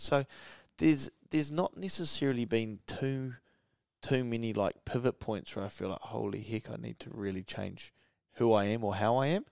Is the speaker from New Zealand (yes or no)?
yes; Gisborne, New Zealand; growing up in Gizzy